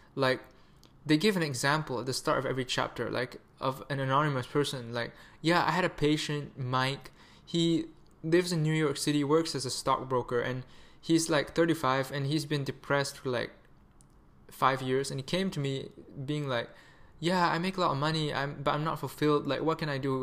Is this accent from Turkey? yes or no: no; Malaysia; moved away; also born or lived in Canada; I'm Malaysian